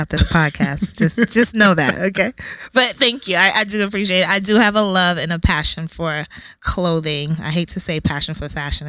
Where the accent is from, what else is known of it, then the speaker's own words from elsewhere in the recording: New York City, New York, United States; I'm from Brooklyn, born and raised. My mom and my dad are from West Africa, Ghana.